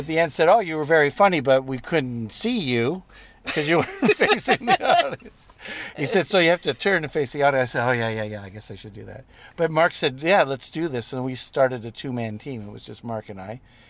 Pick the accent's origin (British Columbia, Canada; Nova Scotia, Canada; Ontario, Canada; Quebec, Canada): Quebec, Canada; Montreal; also born or lived in Newfoundland; I my dad was originally from Newfoundland. We're originally from Montreal.